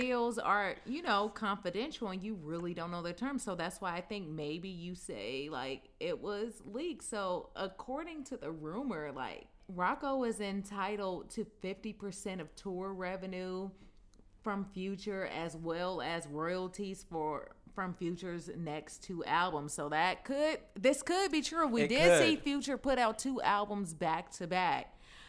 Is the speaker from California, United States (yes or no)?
yes; California, United States; because I'm from the Bay over here.